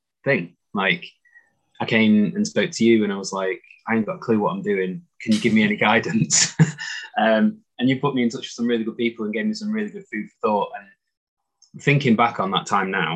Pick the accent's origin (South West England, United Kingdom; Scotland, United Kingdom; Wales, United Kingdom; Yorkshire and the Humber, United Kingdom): Yorkshire and the Humber, United Kingdom; Doncaster; moved away as an adult; also born or lived in London; I was living in London, and I'm from Doncaster, and I was living down in London